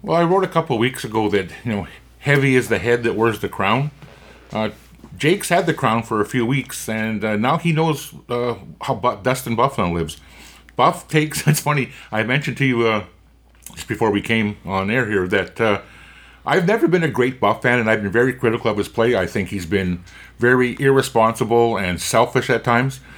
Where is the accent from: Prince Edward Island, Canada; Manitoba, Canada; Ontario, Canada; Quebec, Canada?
Manitoba, Canada; Winnipeg; I grew up in East Kildonan, and I lived on Dunrobin Avenue